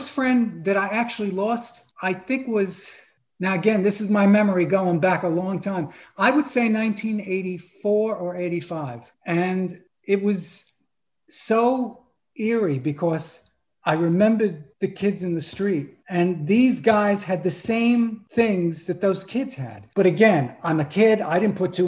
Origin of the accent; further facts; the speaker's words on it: New York City, New York, United States; moved away; I'm from Brooklyn. If you can hear the accent, it's there.